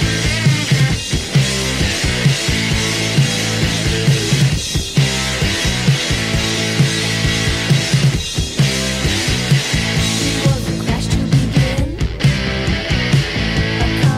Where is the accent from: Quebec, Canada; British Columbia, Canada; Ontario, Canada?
British Columbia, Canada; Vancouver; We're all from Vancouver